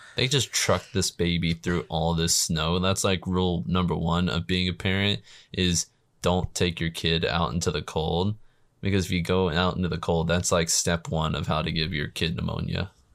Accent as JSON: {"language": "English", "country": "United States", "said": "I'm American"}